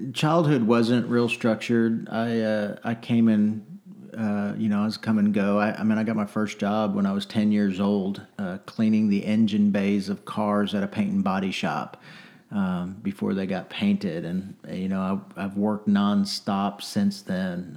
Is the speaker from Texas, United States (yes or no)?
yes; North Texas, United States; I grew up in the '80s and '90s, uh, mostly in Texas, although I'm not from Texas originally. Um, but mostly, you know, North Texas